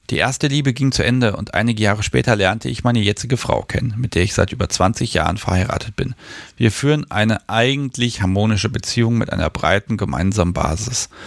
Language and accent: German; Germany; Ich bin in der DDR aufgewachsen und in einem christlichen Elternhaus.